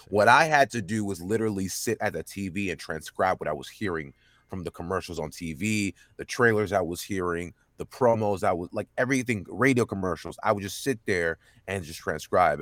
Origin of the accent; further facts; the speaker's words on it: Dallas, Texas, United States; born and raised in Dallas, Texas